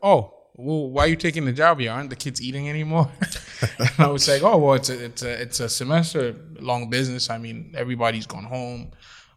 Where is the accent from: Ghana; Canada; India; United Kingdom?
Ghana; moved away as an adult; also born or lived in Trenton, New Jersey / Pennsylvania; now in United States; At 3 months old, I was sent back to Ghana, West Africa.